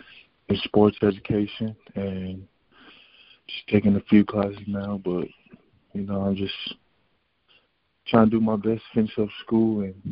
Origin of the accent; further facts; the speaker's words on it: Inglewood, California, United States; also born or lived in Utah; I am from Inglewood, California, there's a lot of crime and those type of things.